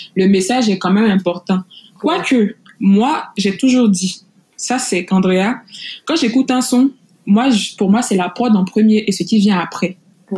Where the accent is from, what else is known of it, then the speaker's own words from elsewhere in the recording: Côte d’Ivoire; je suis ivoirienne, naturellement